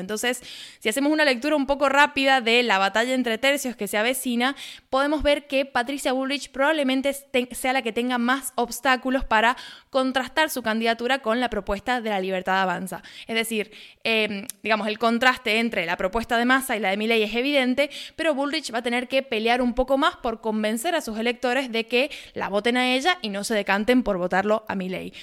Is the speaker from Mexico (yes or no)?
no; Argentina; haciendo periodismo desde Argentina